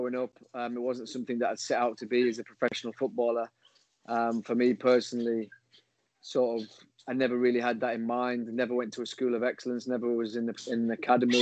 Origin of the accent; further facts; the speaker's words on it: Guisborough, North East England, United Kingdom; growing up where I grew up in Gisborough, a small town near Middlesbrough.